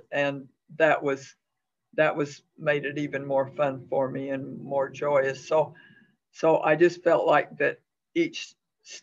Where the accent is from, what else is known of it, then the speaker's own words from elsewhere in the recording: Sigurd, Utah, United States; lived at home in my hometown of Sigard, Utah